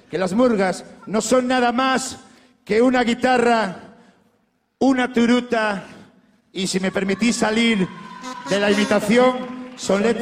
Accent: Vigo, Galicia, Spain; Soy de Pontevedra, soy de Vigo, soy del mundo. Pero Vigo es la ciudad top.

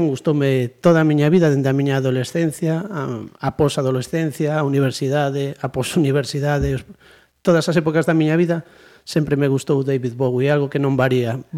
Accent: Santiago de Compostela, Galicia, Spain; somos de Santiago desde de sempre, vamos. máis, máis picheleiros non podemos ser.

